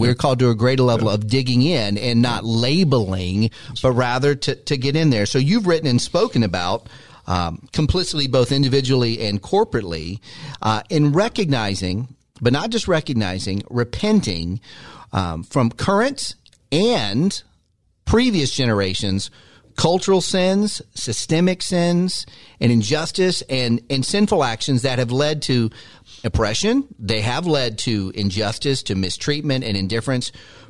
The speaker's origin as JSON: {"language": "English", "country": "United States", "tie": "born or raised there", "said": "I grew up in the United States of America, and there's lots of things that I've heard."}